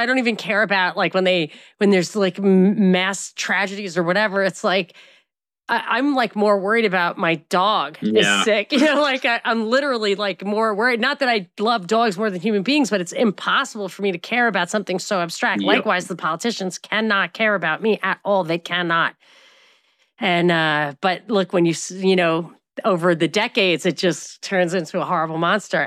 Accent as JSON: {"language": "English", "country": "United States", "said": "I'm American"}